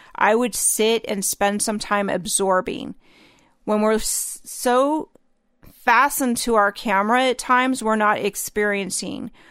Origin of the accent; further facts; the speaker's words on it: the North, United States; growing up in the North